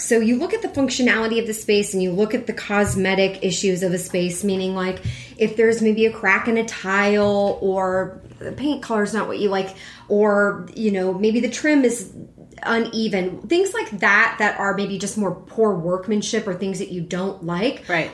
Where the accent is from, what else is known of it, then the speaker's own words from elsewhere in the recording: Houston, Texas, United States; now in Chicago, United States; Growing up in Houston